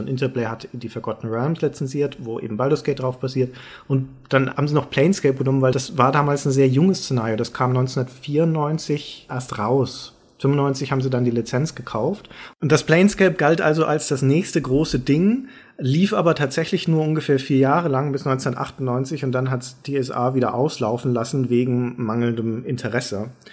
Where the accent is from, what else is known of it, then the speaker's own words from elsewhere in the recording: Germany; als Deutscher